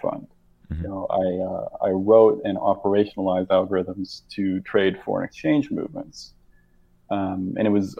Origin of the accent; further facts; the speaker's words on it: Rochester, Minnesota, United States; So I grew up in Rochester, Minnesota.